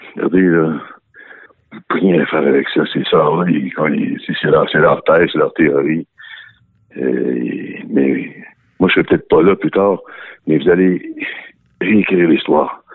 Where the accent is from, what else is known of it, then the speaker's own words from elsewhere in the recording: Wendat, Quebec, Canada; on est en milieu urbain ici, puis, euh, on est des Wandats